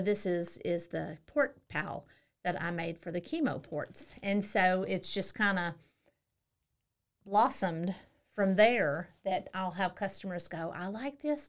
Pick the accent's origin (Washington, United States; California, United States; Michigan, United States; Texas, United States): Texas, United States; Central; moved away as an adult; also born or lived in Hawaii / Germany / El Paso / South Korea; I'm from Central Texas.